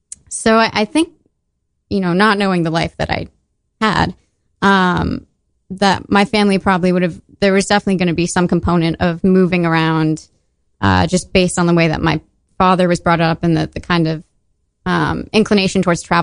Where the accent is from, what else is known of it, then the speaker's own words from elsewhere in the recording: Boston, Massachusetts, United States; born there; So I was born in 1991 in Boston, Massachusetts.